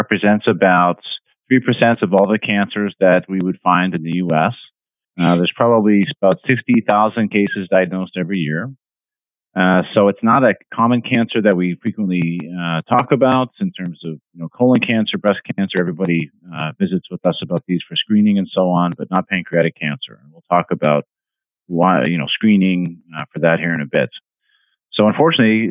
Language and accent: English; Canada; moved away as an adult; also born or lived in Vancouver, British Columbia / Halifax, Nova Scotia; now in Rockport, United States; I'm from Canada. I'm Canadian